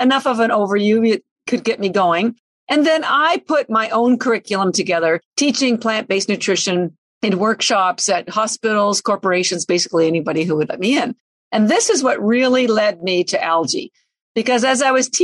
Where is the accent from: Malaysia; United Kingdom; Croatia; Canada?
Canada; now in Boston, United States; I'm Canadian, but I live in Boston